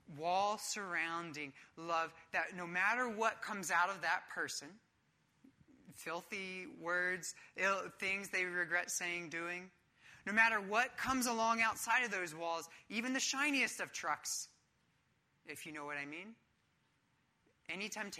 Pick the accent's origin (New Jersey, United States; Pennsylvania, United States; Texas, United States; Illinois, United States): Pennsylvania, United States; Philadelphia; I'm from Philadelphia